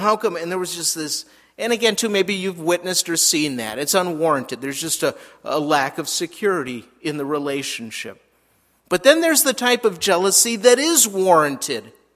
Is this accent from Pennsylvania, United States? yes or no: no; Minnesota, United States; moved away as an adult; also born or lived in Southern California / Albuquerque; we moved back to Minnesota, which is where I'm from